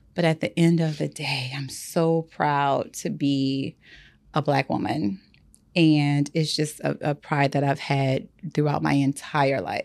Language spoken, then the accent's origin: English; the South, United States; I grew up in the South